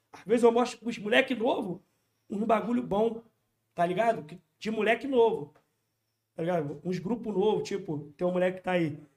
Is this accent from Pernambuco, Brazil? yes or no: no; Rio de Janeiro, Brazil; localidade onde eu sou cria.